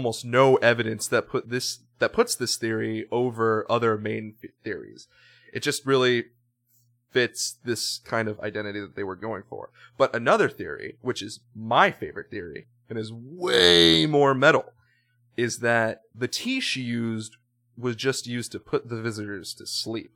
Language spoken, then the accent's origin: English; Charleston, South Carolina, United States; my hometown, Steven's hometown, Charleston